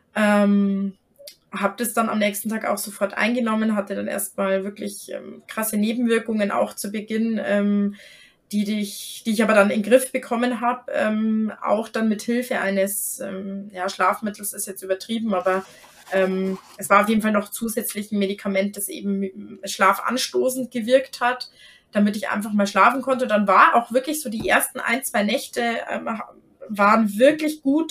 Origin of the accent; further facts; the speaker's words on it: Germany; bei uns in Deutschland